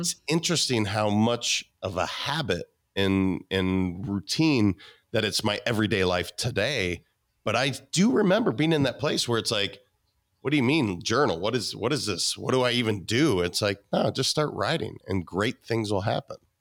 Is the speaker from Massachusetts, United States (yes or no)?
no; Montana, United States; I'm a kid from Montana